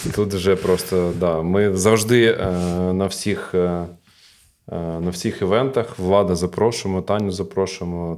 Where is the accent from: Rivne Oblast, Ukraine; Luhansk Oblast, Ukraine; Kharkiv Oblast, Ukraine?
Kharkiv Oblast, Ukraine; Kharkiv; born or raised there